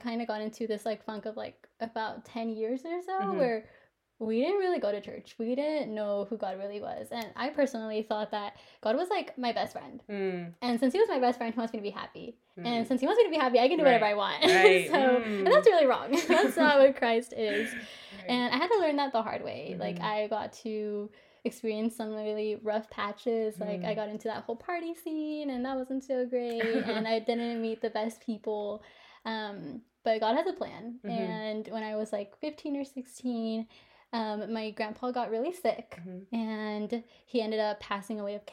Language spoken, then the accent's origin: English; Oklahoma City, Oklahoma, United States; I grew up in Oklahoma City, you know, born and raised. That's where we're actually located in now.